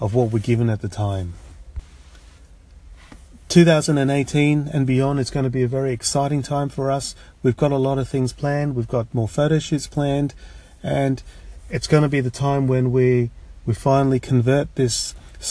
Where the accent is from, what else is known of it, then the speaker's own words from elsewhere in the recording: Sydney, New South Wales, Australia; also born or lived in Hong Kong; I'm an immigrant from Hong Kong. My parents and I came to Australia in the late 1970s, and I did most of my primary and all of my secondary schooling in a place called Chatswood, which is a suburb in Sydney.